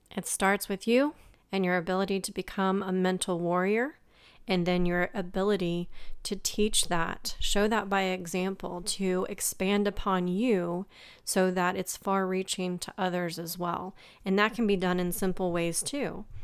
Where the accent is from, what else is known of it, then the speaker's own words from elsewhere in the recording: Midwest, United States; growing up in the Midwest